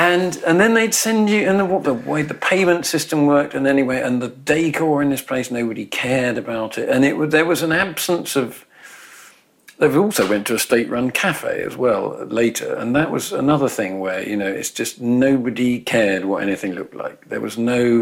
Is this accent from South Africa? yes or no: no; England, United Kingdom; I was growing up in England, you know, or Britain